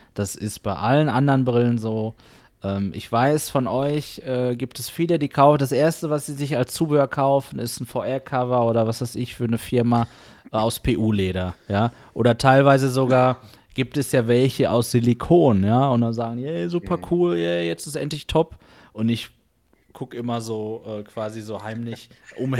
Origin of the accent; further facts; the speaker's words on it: Germany; für mich jetzt hier als Deutscher